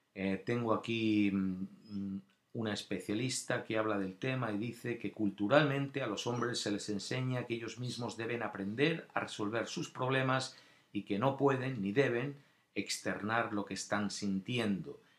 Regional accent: Spain; moved away; yo también nacido allí, también tengo, somos españoles

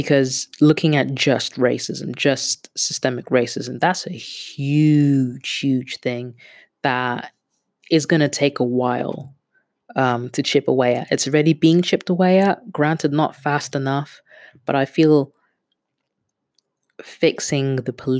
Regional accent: Kenya; also born or lived in Netherlands; now in London, United Kingdom; I'm a Kenyan that lives in London with a Dutch passport

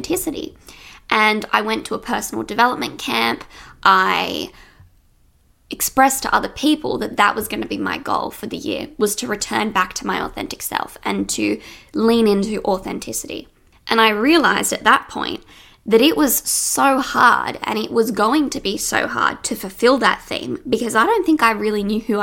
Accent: Sydney, New South Wales, Australia; in Australia, where I live. I'm from Sydney

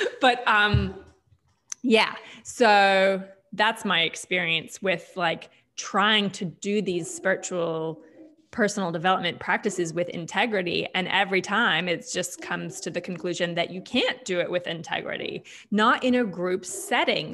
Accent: United States; now in Australia; even though I am American

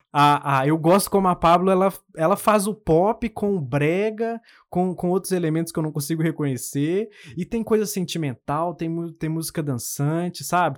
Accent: Minas Gerais, Brazil; also born or lived in Contagem; Para quem não, não pegou o sotaque até agora, eu sou de Minas. Uhum. E eu moro em Contagem

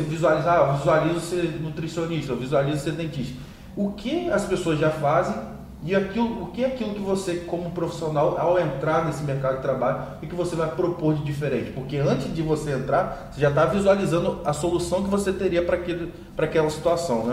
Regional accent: Campos dos Goytacazes, Rio de Janeiro, Brazil; meu amigo conterrâneo aqui da minha cidade natal, Campos de Goitacazes

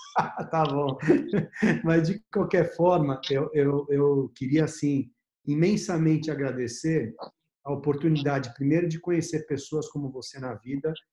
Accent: Brazil; como brasileiro

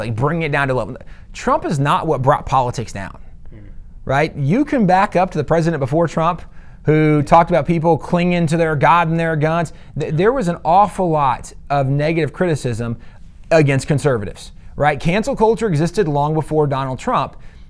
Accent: the South, United States; One of the things we learned growing up in the South, yes, sir. Yes, ma'am

